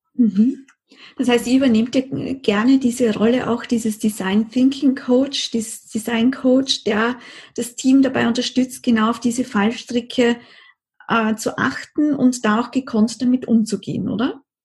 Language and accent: German; Austria; bei uns in Österreich